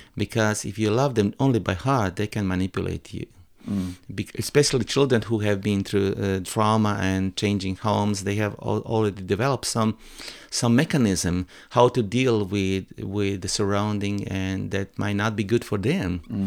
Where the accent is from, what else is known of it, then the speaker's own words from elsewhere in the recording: Croatia; English is a second language; my hometown